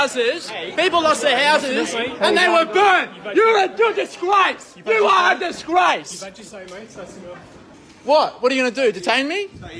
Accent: Springwood, New South Wales, Australia; Blue Mountains, mate. Grew up in Blue Mountains.

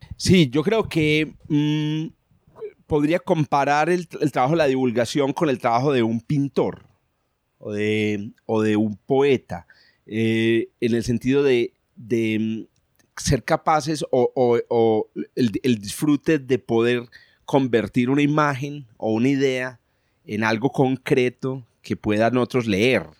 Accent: Paisa region, Antioquia, Colombia; accent: paisa; Los paisas somos, digamos, dicharacheros y somos y tenemos un, un lenguaje muy particular

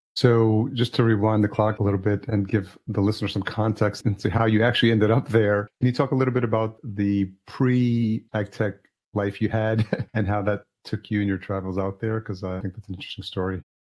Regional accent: Yonkers, New York, United States; I grew up in Yonkers, New York, which is Westchester County

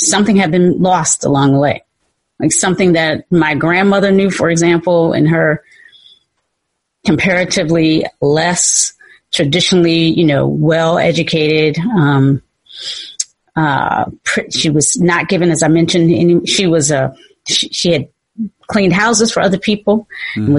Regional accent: Kinston, North Carolina, United States; moved away as an adult; also born or lived in Virginia; now in San Francisco, United States; I was born in North Carolina.

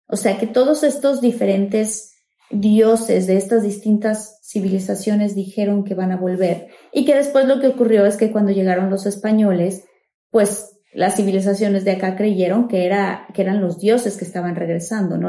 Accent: Tabasco, Mexico; yo que soy de Tabasco

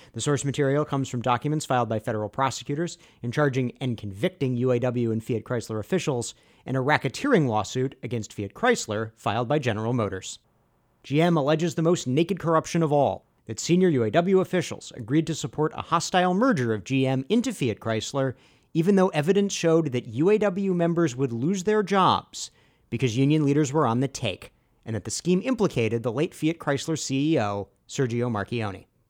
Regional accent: Maryland, United States; my home state of Maryland

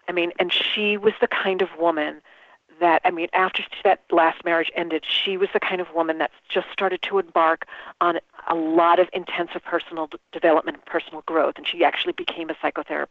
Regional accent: New York, United States; we grew up in New York

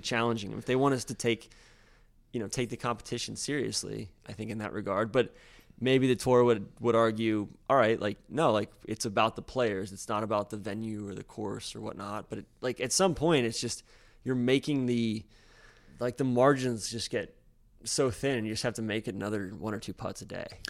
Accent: Atlanta, Georgia, United States; moved away as an adult; I grew up in Atlanta

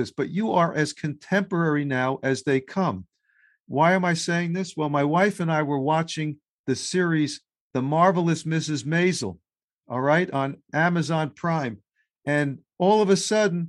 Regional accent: New York City, New York, United States; I'm a Queens boy as well, except I grew up a little bit further east in Queens

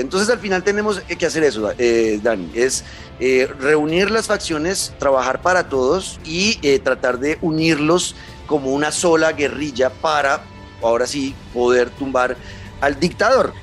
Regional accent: Colombia; yo como colombiano

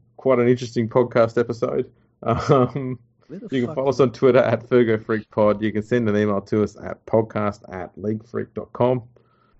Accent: Australia; I'm from Australia

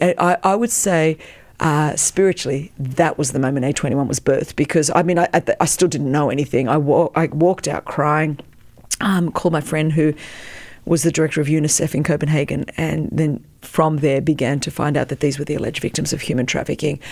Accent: Australia; first language Greek; English is a second language; moved away as an adult; also born or lived in Melbourne, Australia; now in United States; I was born in Australia, but, um, you know, the daughter of Greek immigrants

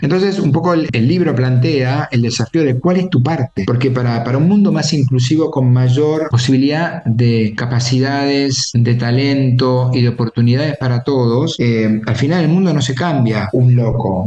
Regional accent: Argentina; nací en Argentina

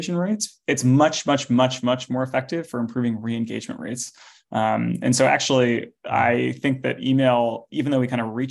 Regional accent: Los Altos, California, United States; I grew up in Los Altos, which is in the Bay Area

